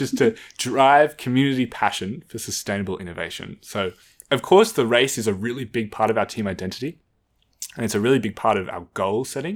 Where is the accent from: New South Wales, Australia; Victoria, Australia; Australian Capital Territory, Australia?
Australian Capital Territory, Australia; Canberra; growing up in Canberra, you know, a lot of the community is around the school.